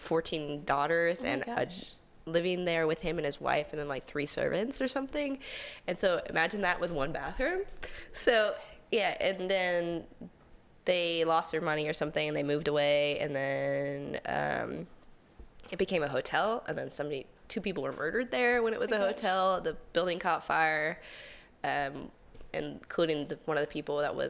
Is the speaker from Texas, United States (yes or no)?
no; St. Augustine, Florida, United States; born or raised there